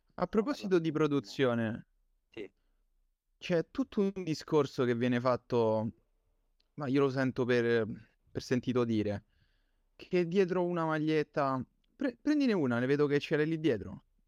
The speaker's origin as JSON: {"language": "Italian", "town": "Campobasso", "region": "Molise", "country": "Italy", "said": "siamo concittadini"}